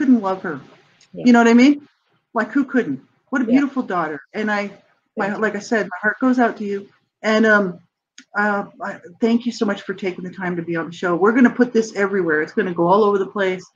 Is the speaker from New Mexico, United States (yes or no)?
yes; Albuquerque, New Mexico, United States; I'm from New Mexico